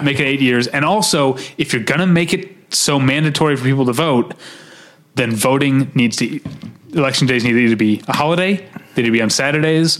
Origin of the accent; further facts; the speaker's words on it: United States; as an American